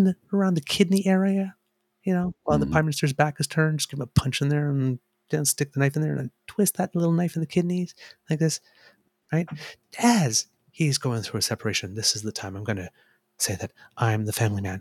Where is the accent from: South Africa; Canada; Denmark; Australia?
Canada